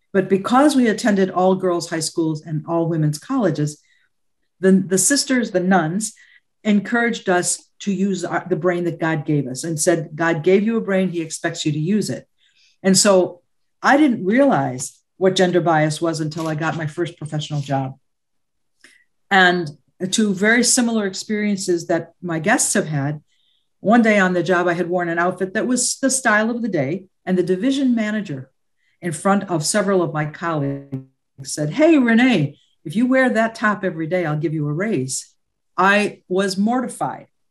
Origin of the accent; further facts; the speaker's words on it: United States; I am American born of Lebanese descent. My maternal and paternal grandparents came from Lebanon